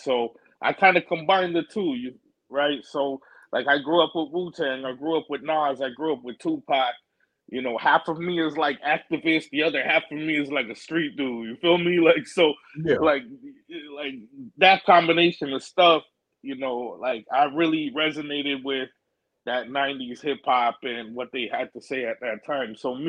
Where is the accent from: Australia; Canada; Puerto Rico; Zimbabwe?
Canada; also born or lived in New York / Arizona; I did like half of my growing up in Canada and then half of my growing up in New York and Arizona.